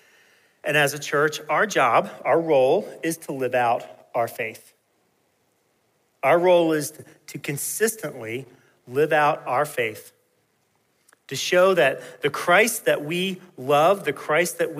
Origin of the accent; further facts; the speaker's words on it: Peachtree City, Georgia, United States; When I was growing up in Peachtree City, Georgia